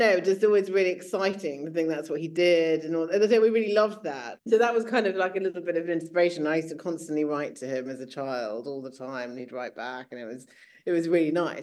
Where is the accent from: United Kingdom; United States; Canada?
United Kingdom; near Milton Keynes, North Buckinghamshire, South East England; also born or lived in Sri Lanka (family ancestry) / London; we grew up outside of London in near Milton Keynes in North Buckinghamshire